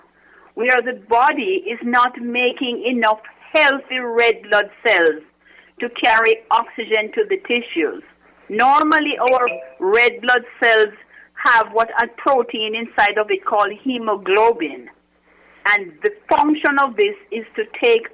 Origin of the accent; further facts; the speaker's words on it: Jamaica; moved away as an adult; also born or lived in Kingston, Jamaica / Washington, D.C. / Newark, New Jersey; now in New Jersey, United States; I'm originally from Jamaica.